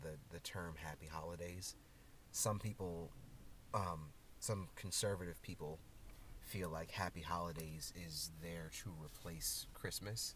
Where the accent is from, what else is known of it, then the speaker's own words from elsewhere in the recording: United States; now in Japan; I am an American